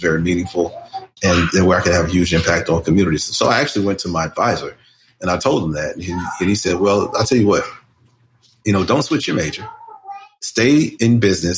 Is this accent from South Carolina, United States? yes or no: yes; South Carolina, United States; moved away as an adult; also born or lived in Nashville; now in Jackson, United States; I'm originally from South Carolina